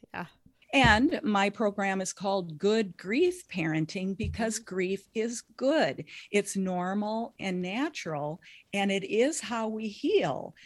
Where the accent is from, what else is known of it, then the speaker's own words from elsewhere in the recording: Lake of the Woods, northern Minnesota, United States; I grew up in Lake of the Woods in northern Minnesota